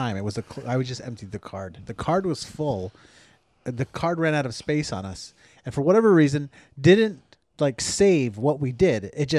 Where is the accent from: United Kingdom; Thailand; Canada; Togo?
Canada; Snye, Quebec; That's called growing up in Sny.